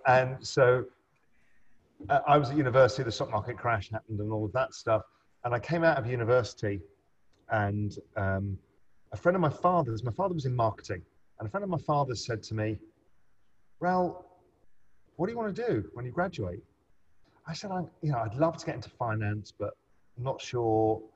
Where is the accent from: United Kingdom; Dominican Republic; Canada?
United Kingdom; England; also born or lived in India / Spain; I grew up in England and then moved around a bit. I lived in India for a bit, lived in Spain.